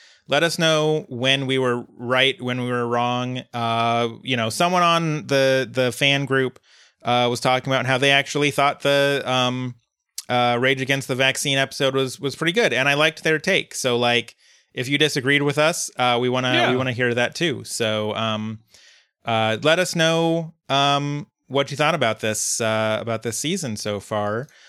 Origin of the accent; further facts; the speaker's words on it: Uruguay; I'm 23 years old, so I was like 10 when the … episode came out. And I'm also from Uruguay.